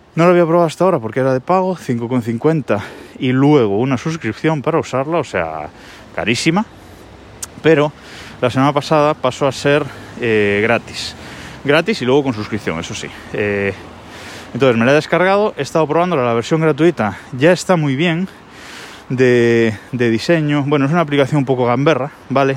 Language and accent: Spanish; Galicia, Spain; soy gallego y vivo en Galicia